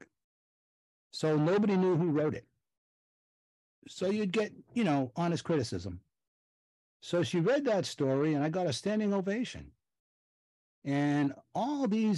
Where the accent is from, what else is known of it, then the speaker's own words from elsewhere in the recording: Boston, Massachusetts, United States; I grew up in Boston in Dorchester, which is a tough neighborhood, Irish Catholic, you know, blue collar